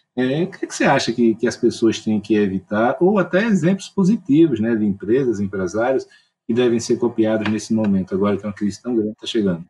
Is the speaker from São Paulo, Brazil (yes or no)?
no; Alagoas, Brazil; eu sou de Alagoas, então a escassez de, de capital aqui é grande, né? A gente cresce com ela